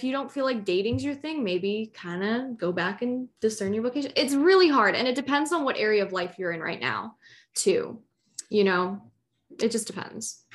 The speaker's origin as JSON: {"language": "English", "town": "Chicago", "region": "Illinois", "country": "United States", "said": "I'm from Chicago, Illinois"}